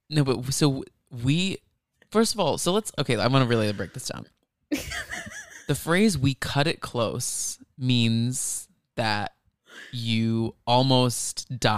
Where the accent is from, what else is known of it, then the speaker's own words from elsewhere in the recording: Dallas, Texas, United States; I grew up in Dallas.